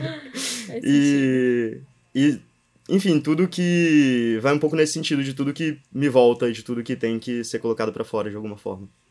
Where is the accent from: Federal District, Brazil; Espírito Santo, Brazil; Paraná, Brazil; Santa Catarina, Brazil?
Espírito Santo, Brazil; moved away as an adult; also born or lived in Brasília; now in São Paulo, Brazil; aqui é minha terra